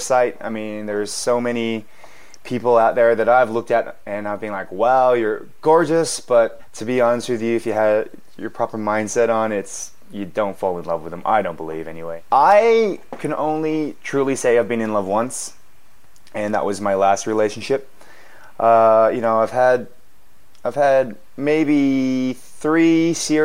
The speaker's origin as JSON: {"language": "English", "country": "Australia", "tie": "born or raised there", "also_born_or_lived": "Korea", "moved": "as an adult", "lives_now": "South Korea", "said": "I was born in Korea, but I moved to Australia when I was 4 months old. I was adopted to an Australian family"}